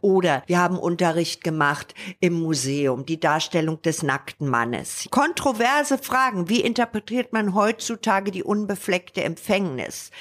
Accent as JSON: {"language": "German", "region": "Berlin", "country": "Germany", "tie": "born or raised there", "also_born_or_lived": "England", "moved": "as an adult", "said": "in meiner Heimatstadt"}